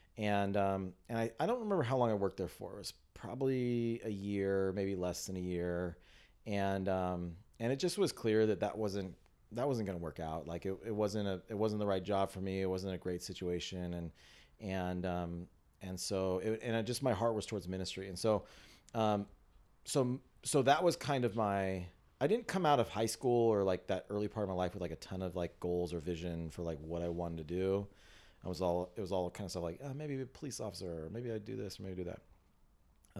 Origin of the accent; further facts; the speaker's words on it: San Diego, California, United States; I grew up in San Diego